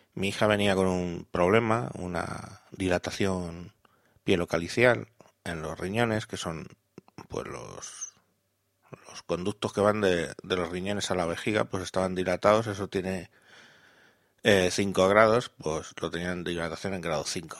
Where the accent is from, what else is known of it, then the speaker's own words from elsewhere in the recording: Madrid, Community of Madrid, Spain; soy de Madrid